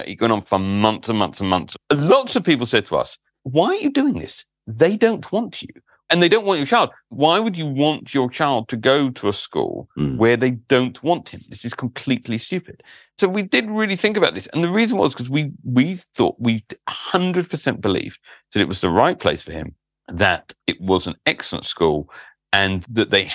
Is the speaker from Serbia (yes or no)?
no; London, United Kingdom; I grew up in London, a glory-hunting Liverpool fan.